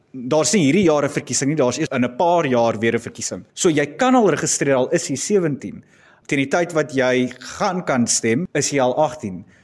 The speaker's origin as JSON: {"language": "Afrikaans", "country": "South Africa"}